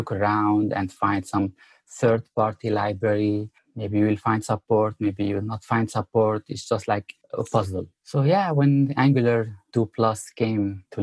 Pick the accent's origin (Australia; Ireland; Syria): Syria; moved away as an adult; also born or lived in Abu Dhabi, United Arab Emirates; now in United States; I came from the Middle East, and more specifically from Syria.